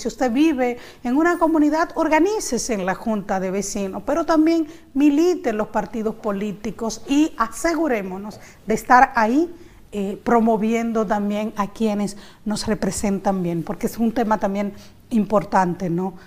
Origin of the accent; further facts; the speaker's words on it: San Pedro de Macorís, Dominican Republic; yo soy de San Pedro de Macorís.